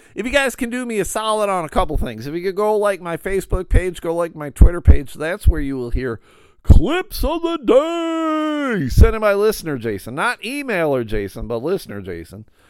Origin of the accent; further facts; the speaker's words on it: Buffalo, New York, United States; moved away as an adult; also born or lived in Pittsfield, Massachusetts; now in Grand Rapids, United States; I grew up in Buffalo, I lived in Buffalo for, like, twenty-five years